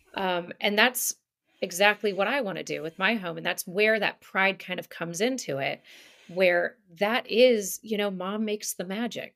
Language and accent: English; outside of Manhattan, New York, United States; moved away; I grew up outside of Manhattan